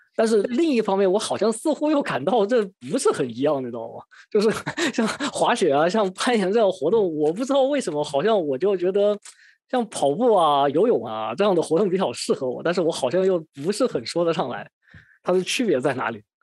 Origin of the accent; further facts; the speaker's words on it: Wuhan, Hubei, China; moved away; also born or lived in Sydney, Australia; 在湖北的一些地方，因为毕竟是我的家乡嘛